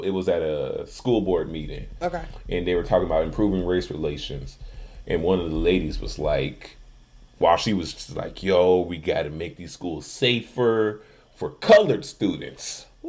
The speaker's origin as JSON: {"language": "English", "town": "Chicago", "region": "Illinois", "country": "United States", "tie": "born or raised there", "accent": "Chicago", "said": "growing up in Chicago"}